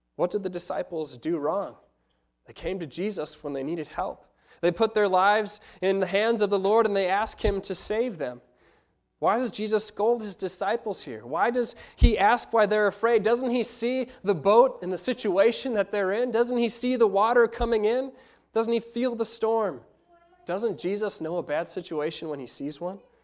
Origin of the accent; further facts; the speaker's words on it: United States; being American college students